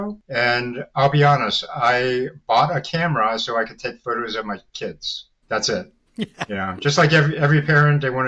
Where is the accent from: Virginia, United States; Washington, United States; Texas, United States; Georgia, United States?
Virginia, United States; I was born and raised here in the Virginia area